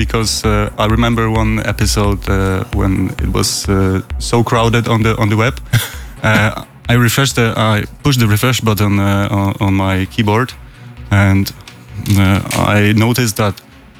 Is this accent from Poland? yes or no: yes; Poland; I'm from Poland.